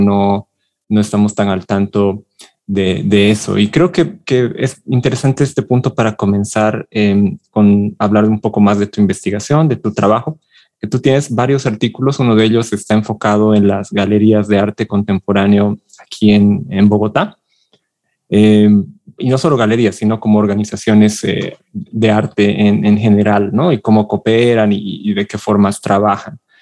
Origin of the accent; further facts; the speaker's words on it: Bolivia; yo soy de Bolivia